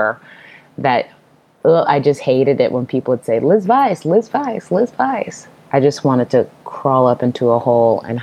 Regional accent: Portland, Oregon, United States; I'm from Portland, Oregon, which is a very quote unquote non-church city

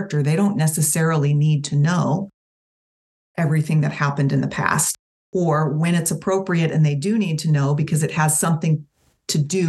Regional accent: Tampa, Florida, United States; I was born in 1973 in Tampa, Florida

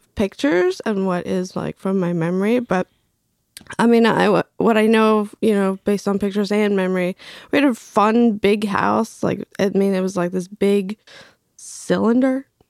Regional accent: Craven County, Eastern North Carolina, United States; also born or lived in Bolivia; I grew up in Craven County, Eastern North Carolina

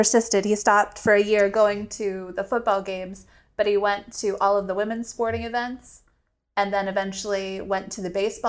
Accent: South Carolina, United States; moved away; So I grew up in South Carolina.

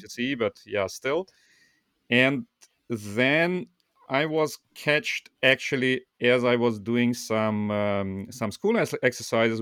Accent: Saint Petersburg, Russia; now in Hamburg, Germany; I was born in Russia, in Saint Petersburg

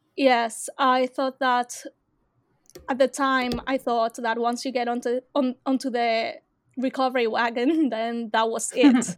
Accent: Australia; I am from Australia

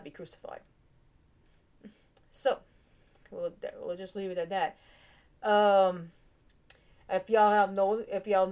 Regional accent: United States; I'm American, born and raised

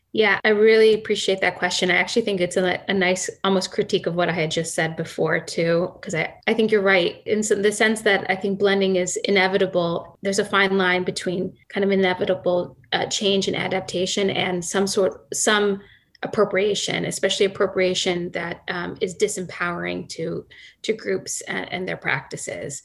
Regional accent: Akron, Ohio, United States; I grew up in Akron, Ohio

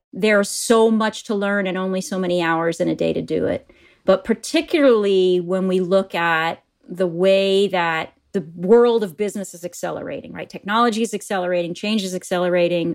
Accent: Appleton, Wisconsin, United States; moved away as an adult; also born or lived in New York; I'm a Midwesterner. I grew up in a little town called Appleton, Wisconsin.

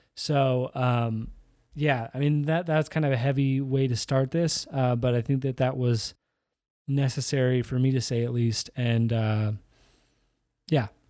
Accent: Iowa, United States; I grew up in Iowa.

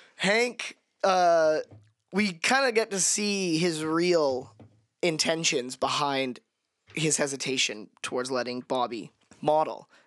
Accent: Canada; as a Canadian

